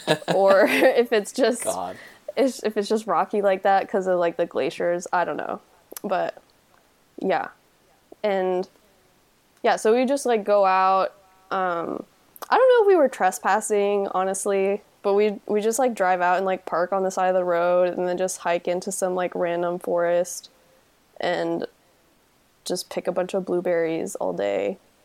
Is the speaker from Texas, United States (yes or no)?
yes; Texas, United States; where I grew up in Texas is like pretty heavily developed